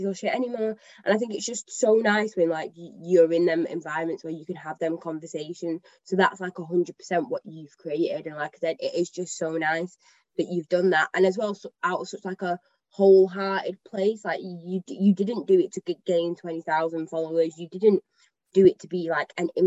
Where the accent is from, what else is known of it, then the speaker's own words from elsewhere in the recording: Manchester, North West England, United Kingdom; I'm from Manchester, like I've grown up here